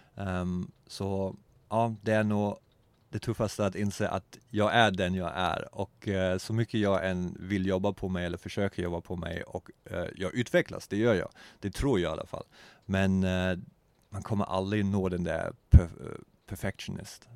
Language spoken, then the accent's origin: Swedish; Germany; Swedish is a second language; moved away; also born or lived in Eksjö, Sweden / Vimmerby, Sweden / Hamburg, Germany / Berlin, Germany; jag är uppvuxen och född bakom muren